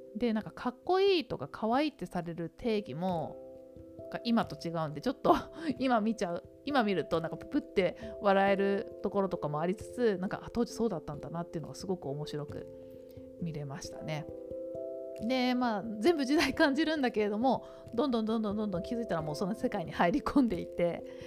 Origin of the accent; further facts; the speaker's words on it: Tokyo, Japan; 東京で育ってしまった私の